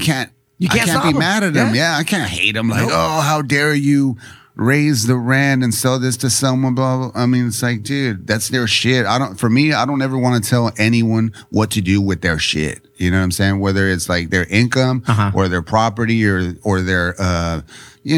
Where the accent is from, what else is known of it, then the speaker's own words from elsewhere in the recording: San Diego, California, United States; also born or lived in Chula Vista; I was the first born on my mom's side here in San Diego at Kaiser Permanente. And then we grew up right there by St. Jude's